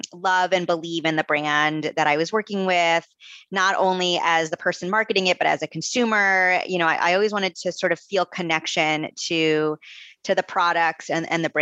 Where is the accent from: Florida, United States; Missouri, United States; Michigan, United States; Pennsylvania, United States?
Florida, United States; Coral Springs; moved away as an adult; also born or lived in Gainesville, Florida; now in Vermont, United States; I'm from South Florida originally. So I was born and raised in Florida. I'm from Coral Springs